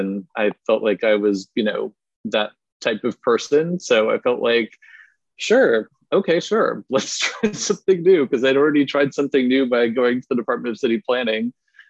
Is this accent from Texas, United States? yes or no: no; Berkeley, California, United States; also born or lived in Chicago / Princeton, New Jersey / Boston / New York City; originally, though, I'm from the Bay Area. So I grew up in Berkeley, California, and I lived there until I was 18 years old. And then I left for 21 years. And my family's still there.